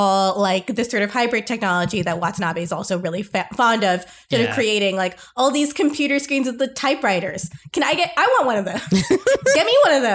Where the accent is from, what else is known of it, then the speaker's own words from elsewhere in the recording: United States; as an American person